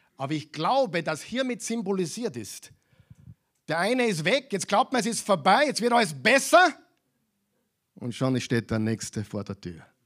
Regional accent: Austria; bei uns in Europa, in Österreich

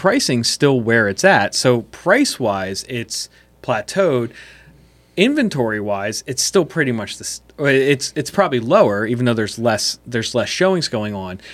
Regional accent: West Chester, Pennsylvania, United States; I grew up in Westchester

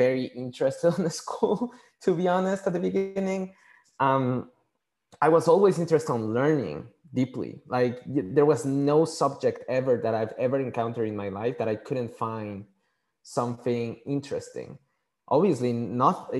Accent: Mexico City, Mexico; first language Spanish; English is a second language; moved away; I was born and raised in Mexico City. So my first language is Spanish.

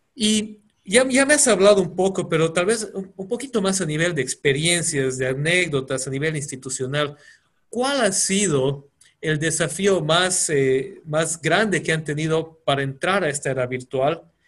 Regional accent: Bolivia; todos somos bolivianos

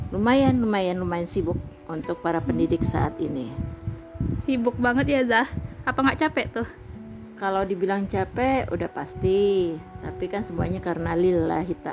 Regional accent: Depok, West Java, Indonesia; moved away as an adult; now in Duri, Indonesia; Ya karena dari kecil memang tinggalnya di Depok Terus pindah ke sini. Terus pindah ke Duri tahun 1999.

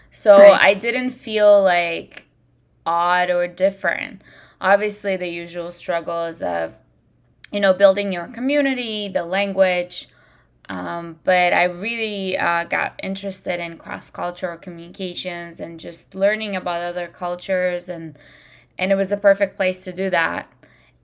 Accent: Washington, District of Columbia, United States; well, I'm from Washington, D.C. because I was just in a different state, right?

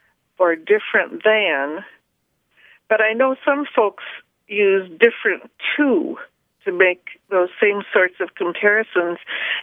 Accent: the Thumb area of Michigan, United States; now in Traverse City, United States; I grew up in the Thumb area of Michigan's Lower Peninsula.

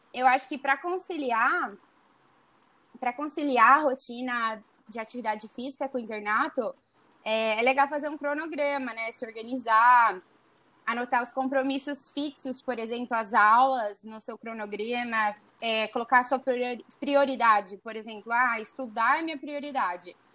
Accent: Araçatuba, São Paulo, Brazil; Eu tinha amigas da minha cidade aqui do interior, que eu sou do interior de Araçatuba

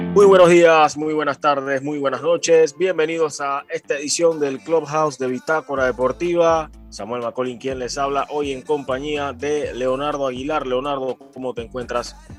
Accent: Panama; a mí como panameño

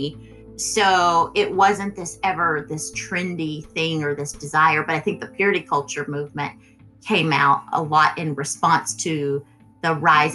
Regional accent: Texas, United States; where we grew up here in Texas

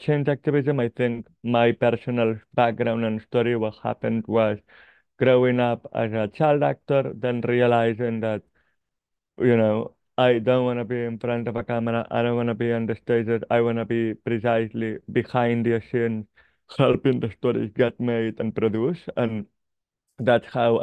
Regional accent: Barcelona, Catalonia, Spain; I grew up in Barcelona

